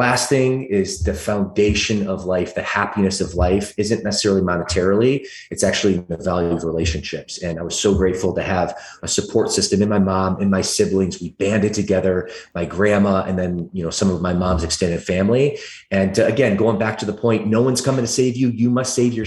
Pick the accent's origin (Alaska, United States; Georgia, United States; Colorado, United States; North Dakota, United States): Georgia, United States; Atlanta; accent: thick southern drawl; also born or lived in Michigan; now in California, United States; originally, I'm actually from the deep south of Atlanta, Georgia. When I was a little guy, I used to talk with a thick southern drawl